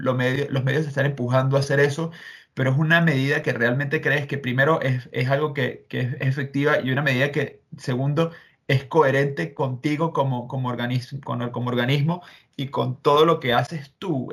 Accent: Venezuela; now in Madrid, Spain; lo digo como venezolano

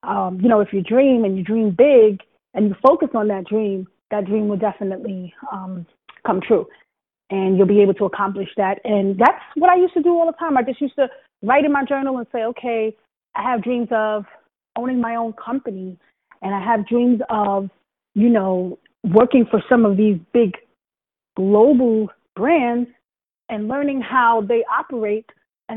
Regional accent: New York City, New York, United States; also born or lived in Brooklyn; So I was born in Brooklyn, raised in Queens.

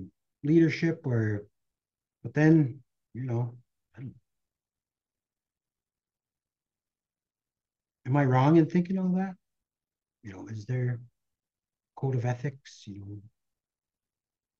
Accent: Red Lake, Minnesota, United States; growing up around Red Lake

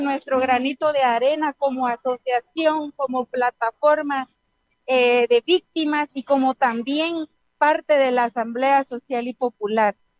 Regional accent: Guatemala; somos el futuro de Guatemala

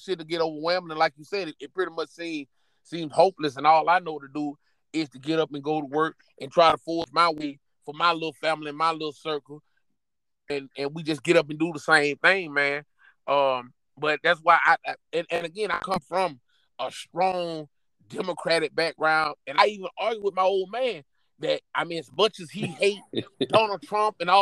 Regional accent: United States; this is where I was born. I'm an American

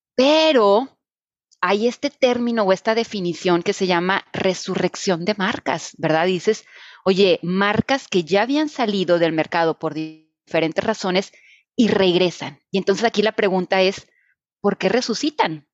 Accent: Reynosa, Tamaulipas, Mexico; yo soy de Reynosa

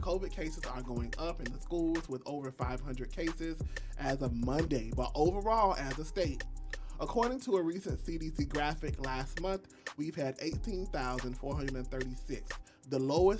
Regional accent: South Florida, United States; We're from South Florida

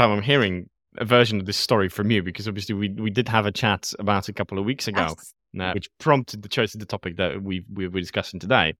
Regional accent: Poland; English is a second language; now in United Kingdom; because Poland was born and raised in Poland, lived in the UK for a big chunk of my time in my life. And I've never had a situation where I felt discriminated as a result of being Polish.

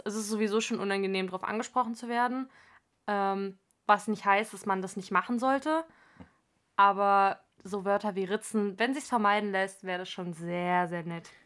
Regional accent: Frankfurt, Hesse, Germany; einundzwanzig, komme aus Frankfurt am Main

